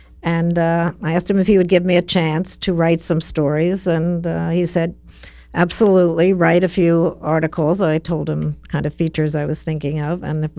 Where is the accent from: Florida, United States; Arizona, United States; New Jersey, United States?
New Jersey, United States; I grew up around sports in New Jersey.